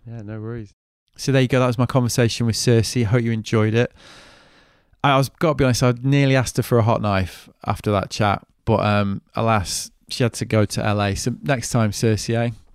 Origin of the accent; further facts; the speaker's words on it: United Kingdom; now in United States; as a Brit